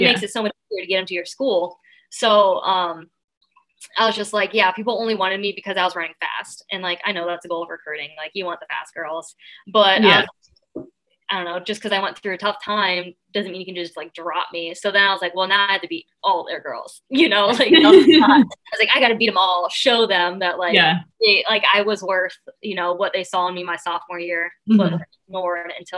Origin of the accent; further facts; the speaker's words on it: Ohio, United States; In Central Ohio.